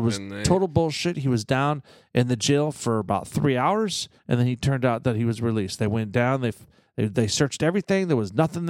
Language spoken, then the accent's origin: English; Brooklyn, New York, United States; when we grew up in Brooklyn, you know.